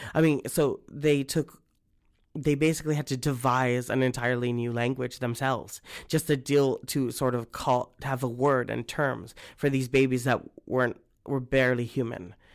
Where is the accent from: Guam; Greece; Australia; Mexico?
Guam; I'm from Guam